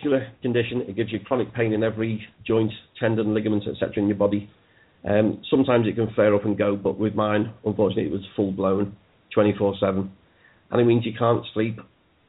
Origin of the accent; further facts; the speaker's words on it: Liverpool, North West England, United Kingdom; also born or lived in Mossley Hill, Liverpool; I lived in the Dingle until I was 24.